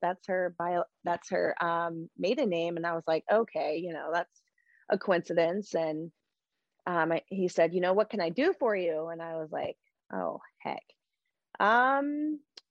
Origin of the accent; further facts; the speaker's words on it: Delaware, United States; I knew I was from Delaware